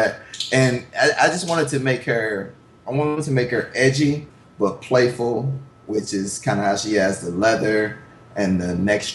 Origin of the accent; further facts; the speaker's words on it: Milwaukee, Wisconsin, United States; I'm from Milwaukee